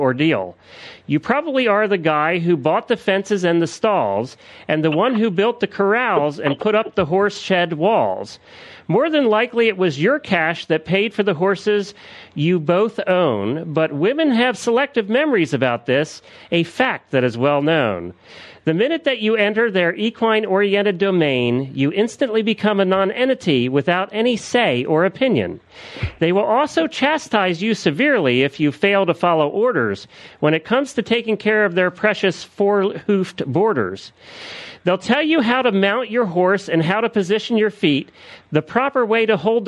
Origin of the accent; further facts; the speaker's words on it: Lancaster County, Pennsylvania, United States; I grew up in Lancaster County, Pennsylvania, where the Amish are